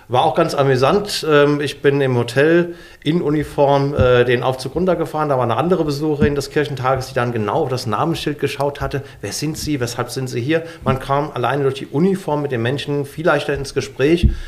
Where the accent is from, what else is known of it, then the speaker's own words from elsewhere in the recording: Mörfelden-Walldorf, Hesse, Germany; Ich komme aus Mörfelden-Walldorf und damals war dort äh, die Auseinandersetzung um die Startbahn 18 Westen.